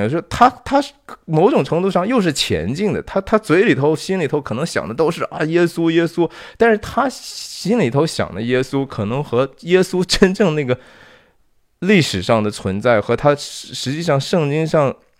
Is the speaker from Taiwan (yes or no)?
no; Shanxi, China; 我是山西人啊，我是中国的山西籍贯的人